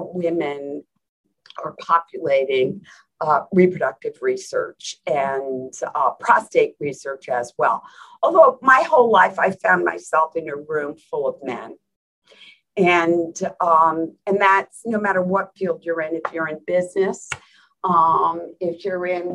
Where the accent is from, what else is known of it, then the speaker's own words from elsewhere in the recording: New Jersey, United States; moved away; I grew up in New Jersey